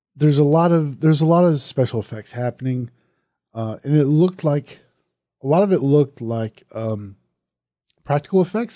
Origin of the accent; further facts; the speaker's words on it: Southern, United States; accent: Southern; my Southern accent